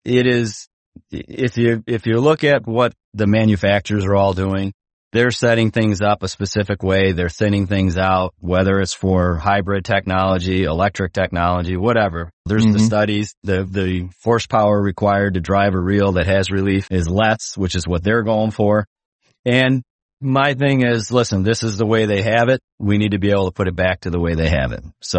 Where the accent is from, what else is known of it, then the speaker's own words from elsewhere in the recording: Chicago, Illinois, United States; I'm from the Midwest. So, you know, I lived in Chicagoland my whole life.